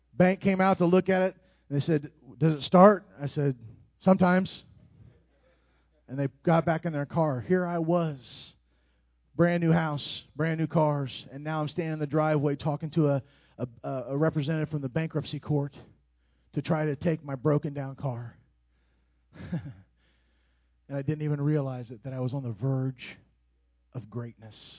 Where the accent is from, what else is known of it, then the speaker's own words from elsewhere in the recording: Indianapolis, Indiana, United States; moved away; I'm from Indianapolis